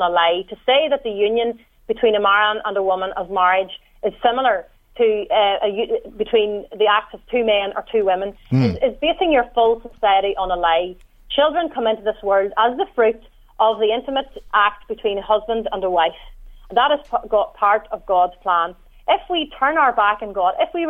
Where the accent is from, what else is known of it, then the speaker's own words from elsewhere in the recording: Northern Ireland, United Kingdom; you can tell from my accent that I'm from the north